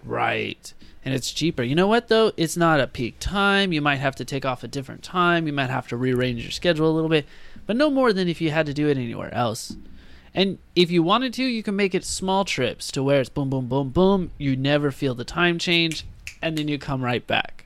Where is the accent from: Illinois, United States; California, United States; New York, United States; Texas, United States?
California, United States; San Diego; We were always from San Diego over from California